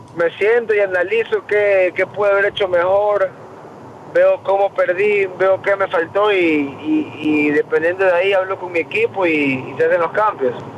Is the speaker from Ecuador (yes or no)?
yes; Ecuador; moved away as an adult; now in United States